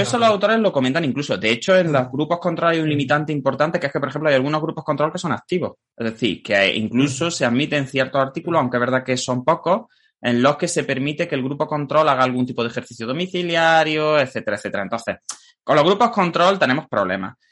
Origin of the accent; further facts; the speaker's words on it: Jaén, Andalusia, Spain; yo soy de Jaén